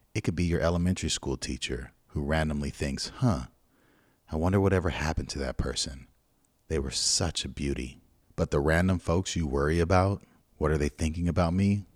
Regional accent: Pasadena, California, United States; we're from Pasadena. And Pasadena is known as blood gang territory, at least where we grew up

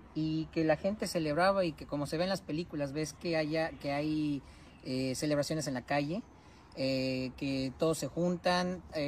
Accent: Mexico; moved away as an adult; now in United Kingdom; Nosotros como mexicanos

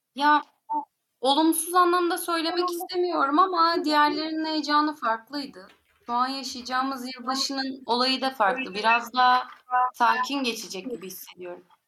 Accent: Antalya, Turkey; moved away as an adult; now in Istanbul, Turkey; Daha yeni taşındım İstanbul'a. Antalyalıyım. Antalya'daydım zaten.

